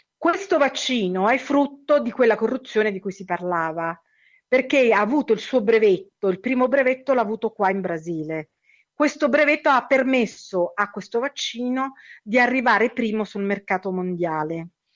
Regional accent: Lazio, Italy; now in São Paulo, Brazil; io parlo del Lazio perché sono originaria del Lazio

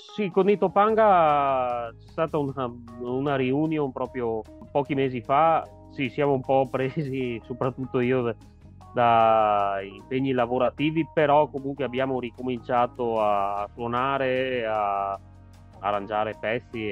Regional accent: Rovigo province, Veneto, Italy; Sono di Rovigo, provincia

